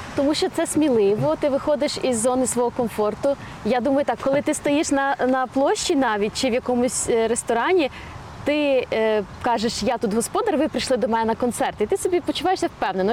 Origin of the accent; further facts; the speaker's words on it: Ukraine; Я виросла в Україні